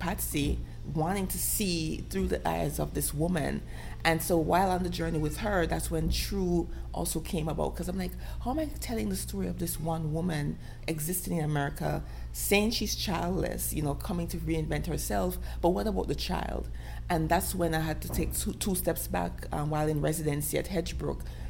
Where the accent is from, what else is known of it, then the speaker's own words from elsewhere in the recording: Jamaica; as a Jamaican, as a dark-skinned black girl in the Caribbean